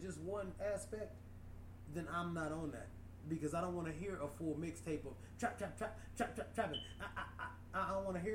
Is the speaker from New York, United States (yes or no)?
no; Highland Park, Michigan, United States; I'm literally like from Detroit, Highland Park